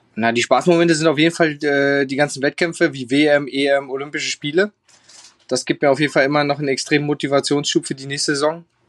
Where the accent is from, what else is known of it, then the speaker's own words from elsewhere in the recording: Germany; bei uns in Deutschland